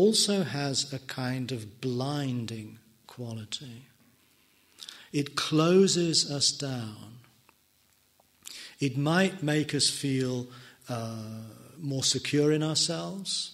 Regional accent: England, United Kingdom; I am an English person

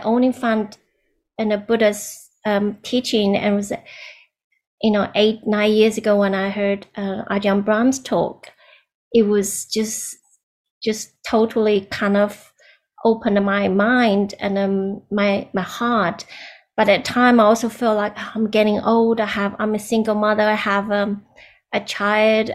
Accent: China; moved away; I was born in China

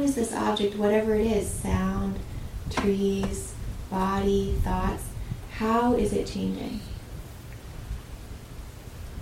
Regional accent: Southern Oregon, United States; I grew up in Southern Oregon, in the valley of the Rogue River

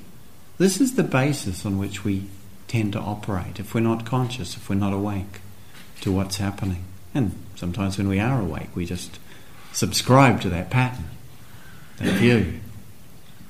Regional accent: New Zealand; as a young teenager growing up in New Zealand

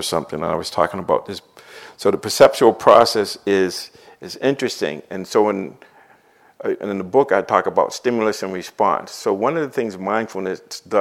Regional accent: Boston, Massachusetts, United States; I grew up in Dorchester and Roxbury

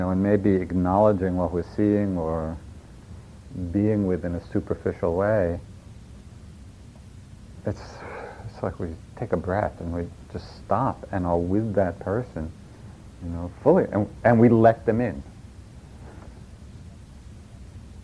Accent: New York, United States; accent: New York; that's my New York accent

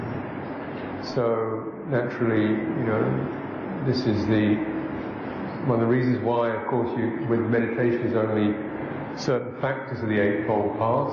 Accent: England, United Kingdom; I'm English.

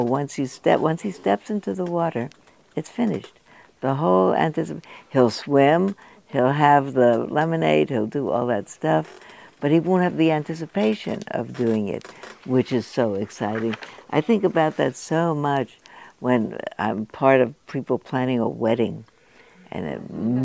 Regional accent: United States; I was born in the United States.

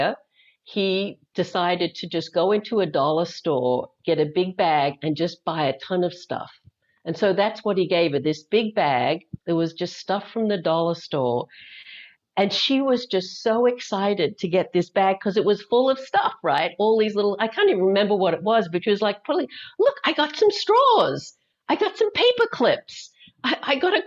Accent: Australia; moved away; I have an accent. I'm actually originally from Australia, though I left there in 1980, been gone for a long time.

